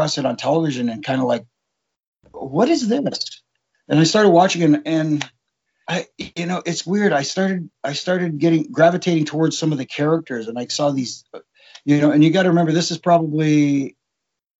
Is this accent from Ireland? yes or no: no; Toronto, Ontario, Canada; if you were in my age group growing up in Toronto